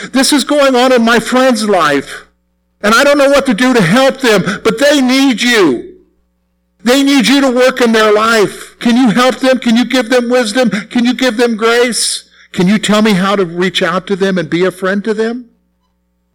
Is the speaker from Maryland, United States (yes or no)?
no; South Carolina, United States; moved away; South Carolina where I grew up